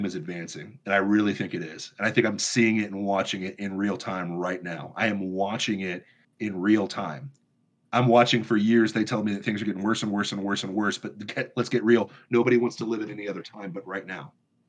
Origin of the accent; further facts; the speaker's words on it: Michigan, United States; And I know that because I'm from Michigan.